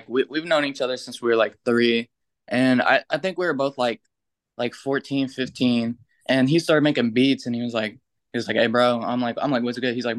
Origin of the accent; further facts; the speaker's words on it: near Sacramento, California, United States; I'm from Cali, middle of nowhere, really. Like, it's y'all know where Sacramento is, but it's sort of near there